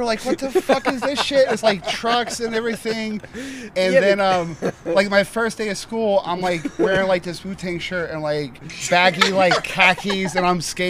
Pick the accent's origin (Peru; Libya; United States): United States; Orlando, Florida; Yeah, originally from Orlando